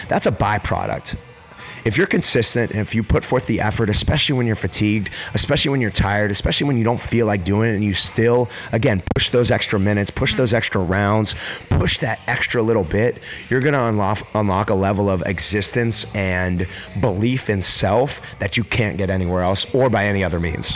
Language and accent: English; Pittsburgh, Pennsylvania, United States; growing up in Pittsburgh, Pennsylvania